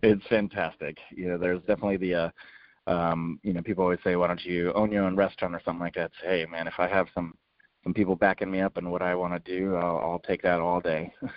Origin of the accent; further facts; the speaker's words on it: San Diego, California, United States; also born or lived in Austin, Texas; being born and raised in San Diego